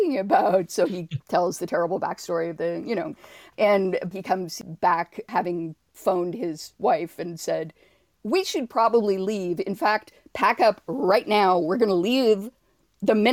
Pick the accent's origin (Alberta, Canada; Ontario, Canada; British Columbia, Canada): Ontario, Canada; Toronto; I was not born in Toronto, but I was raised in Toronto